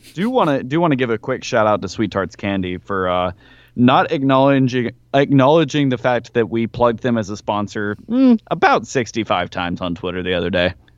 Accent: Nashville, Tennessee, United States; my hometown, Nashville Sounds

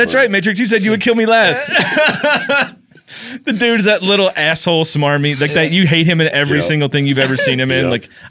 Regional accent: Paintsville, Kentucky, United States; moved away; I'm from Paintsville.

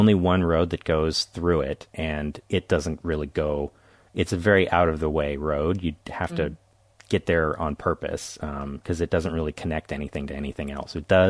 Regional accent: Carmel Valley, California, United States; Carmel Valley, California.

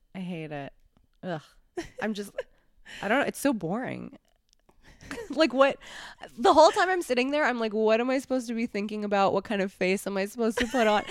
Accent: New York City, New York, United States; also born or lived in Los Angeles; I grew up in New York

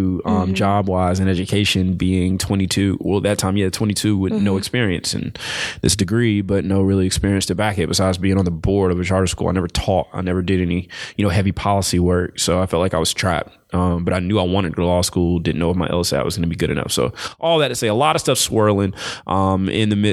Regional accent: the South, United States; moved away as an adult; also born or lived in Raleigh; I'm from the South

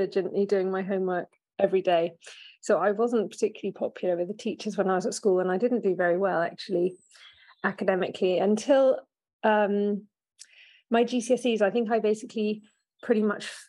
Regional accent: Oxford, South East England, United Kingdom; I grew up in Oxford

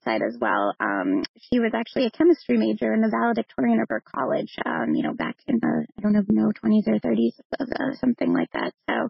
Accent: Braintree, Massachusetts, United States; also born or lived in Cambridge, England; I'm a Boston girl, so I grew up in Braintree, right outside of Boston

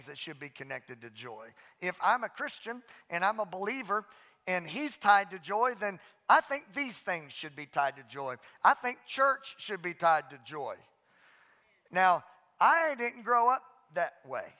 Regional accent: Southwest Louisiana, United States; The church I grew up in Southwest Louisiana

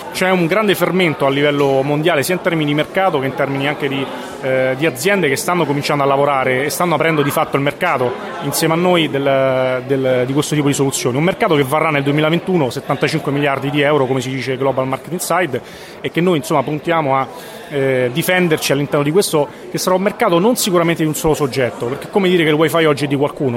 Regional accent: Latina, Lazio, Italy; moved away; also born or lived in Ascoli Piceno; sono originario di Latina

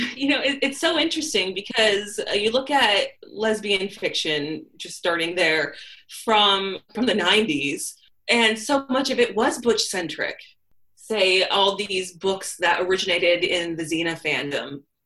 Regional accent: California, United States; I'm from California and I look like I'm from California in that I am a very big hippie

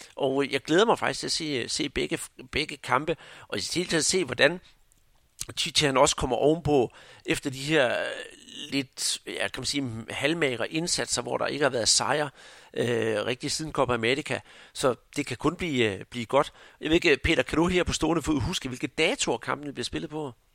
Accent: Denmark

